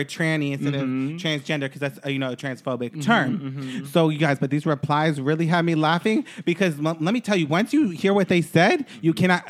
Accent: Bellefonte, Kentucky, United States; born there; I'm going to go to the hospital where I was born in Bellefonte, Kentucky, and legally change my name there.

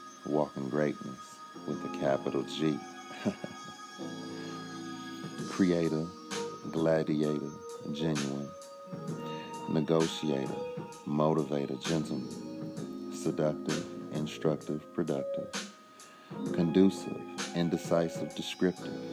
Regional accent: Chicago, Illinois, United States; I'm from the Windy City

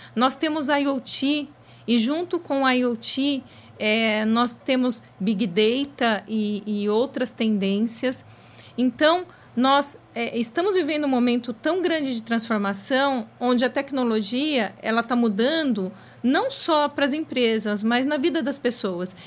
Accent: ABC, São Paulo, Brazil; pois eu sou do ABC, no ABC, naquela época, anos 80, tudo girava em torno das metalúrgicas.

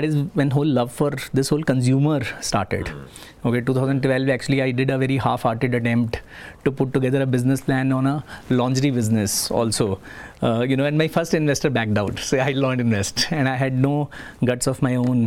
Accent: Chandigarh, India; So I come from Chandigarh

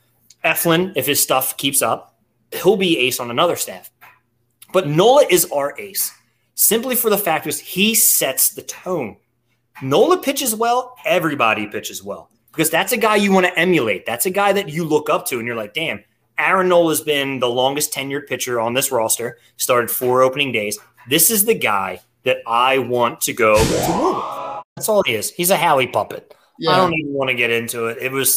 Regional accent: Pennsylvania, United States; I'm from Delco, Chester County. Let's go, Delaware County.

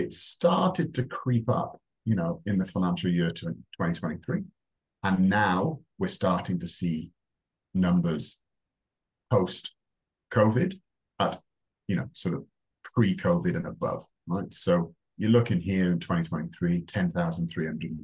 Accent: Wales, United Kingdom; moved away as an adult; also born or lived in Reading / London; now in Australia; in Wales, where I'm from, as you can tell, I'm not Australian, you go on work experience at 13

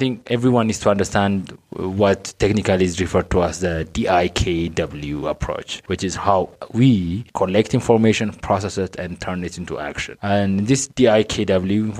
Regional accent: Addis Ababa, Ethiopia; I was born and raised in Addis

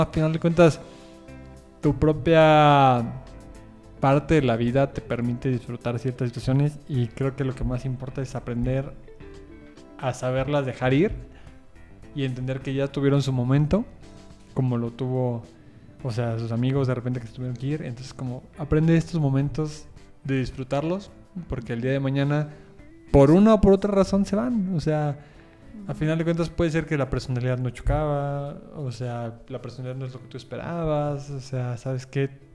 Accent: Puebla, Mexico; yo soy de Puebla

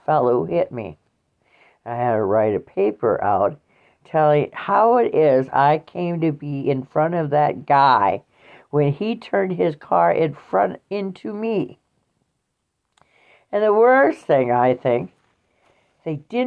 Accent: Waukon, Iowa, United States; my hometown was in Iowa, in Waukon, Iowa

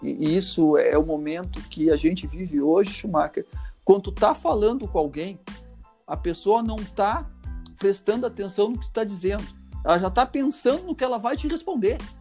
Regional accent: Gaúcho, Rio Grande do Sul, Brazil; nós, como gaúcho

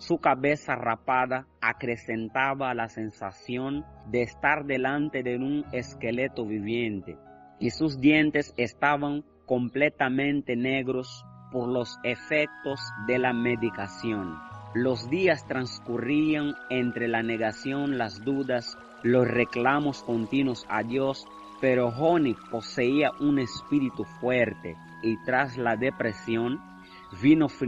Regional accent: Angola; now in Holguín, Cuba; soy angolano Estudio en la Universidad Oscar Lucero Moya, cuarto año de Ingeniería Informática. Soy miembro de la Iglesia de Garayal de Central en Holguín.

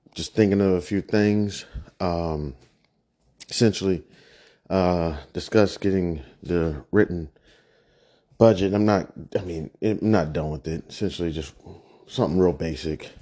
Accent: Kansas, United States; now in Prince George's County, United States; I'm not a real native. I'm originally from Kansas.

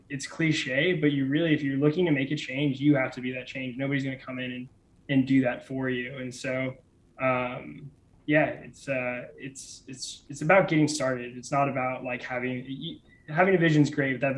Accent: Kansas City, Missouri, United States; moved away; I'm from Kansas City originally

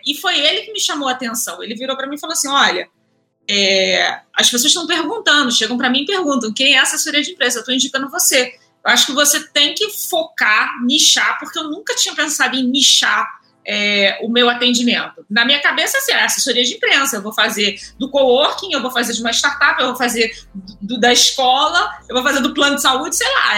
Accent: Rio de Janeiro, Brazil; eu sou carioca, tenho 35 anos é, sou nascida e criada no subúrbio do, do Rio

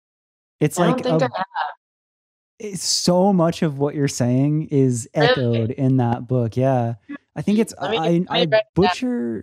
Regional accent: Florida, United States; now in Los Angeles, United States; I'm originally from Florida

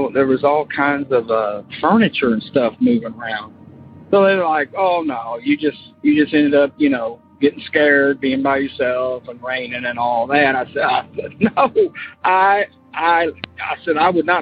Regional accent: Florida, United States; born or raised there; now in Kentucky, United States

